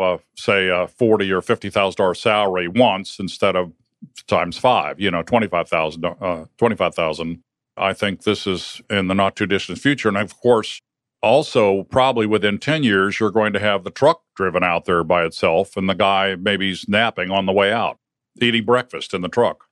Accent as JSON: {"language": "English", "region": "Northern Ohio", "country": "United States", "tie": "born or raised there", "said": "Well, I grew up in Ohio, Northern Ohio"}